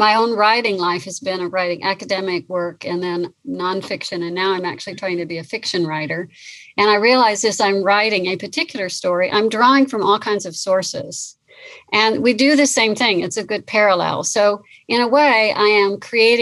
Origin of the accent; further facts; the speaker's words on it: California, United States; I grew up in California on the coast.